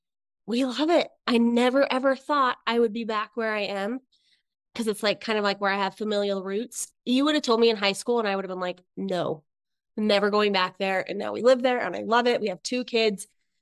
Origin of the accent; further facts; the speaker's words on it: Idaho, United States; also born or lived in Utah; I'm originally from Idaho. Then I moved to Utah for my dad's job.